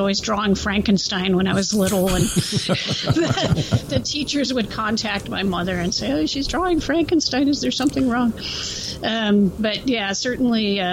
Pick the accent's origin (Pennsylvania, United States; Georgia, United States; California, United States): California, United States; Central Coast; I grew up in the Central Coast region of California, close to Los Angeles